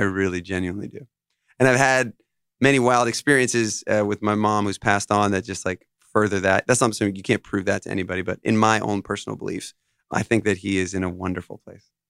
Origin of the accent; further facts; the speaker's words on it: Monroe, New York, United States; also born or lived in Los Angeles / Nashville; they moved to New York, and that's where I grew up. I grew up here